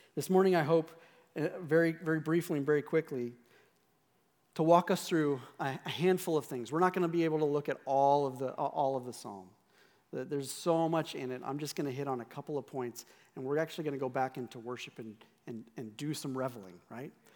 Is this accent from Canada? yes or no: no; Scotland, United Kingdom; I'm Scottish